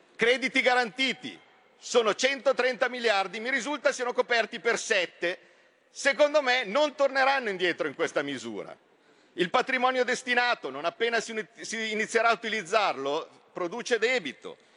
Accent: Como, Lombardy, Italy; io sono di Como, confino con la Svizzera

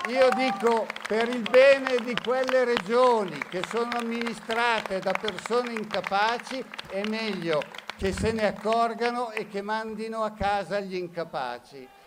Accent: Lombardy, Italy; Il mio pensiero da Lombardo è stata noi ci siamo, noi siamo già pronti e dove meglio se non in Lombardia?

